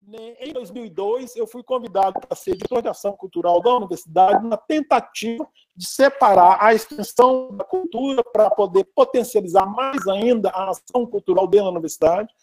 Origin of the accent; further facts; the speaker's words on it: Belo Horizonte, Minas Gerais, Brazil; also born or lived in Curvelo; Eu sou natural de Curvelo, né? eu nasci em Curvelo, ah. em Curvelo, é Belo Horizonte, e aqui fiquei residente desde criança